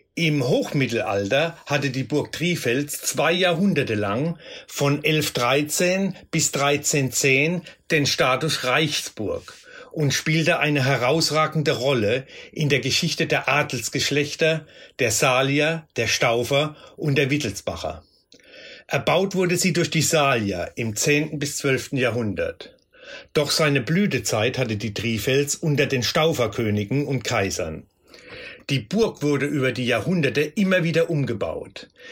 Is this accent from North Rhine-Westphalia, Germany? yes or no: no; Rhineland-Palatinate, Germany; hier bei uns in der Pfalz